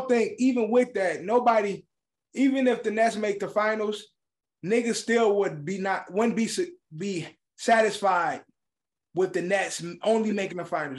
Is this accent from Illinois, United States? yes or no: yes; Chicago, Illinois, United States; I grew up in Chicago.